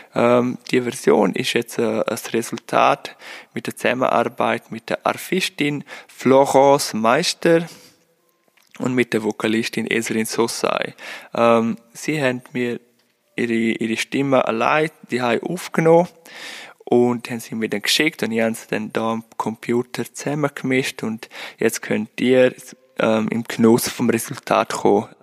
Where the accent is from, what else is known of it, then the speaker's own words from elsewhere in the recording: Lavin, Graubünden, Switzerland; moved away as an adult; now in Lucerne, Switzerland; Ich bin aus Levin, aus dem Unterengadin